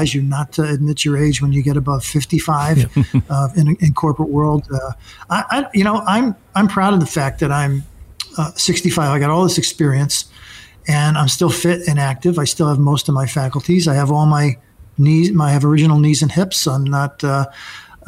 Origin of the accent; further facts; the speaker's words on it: New York City, New York, United States; now in Connecticut, United States; we're from Brooklyn